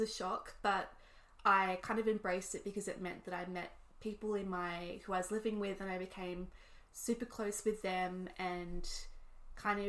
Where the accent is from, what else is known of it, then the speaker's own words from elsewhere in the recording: Australia; moved away as an adult; also born or lived in New York City; being Australian